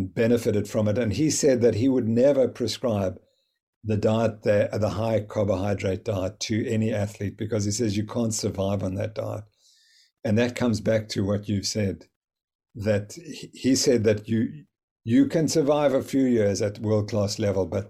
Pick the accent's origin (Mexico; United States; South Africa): South Africa; I'm from South Africa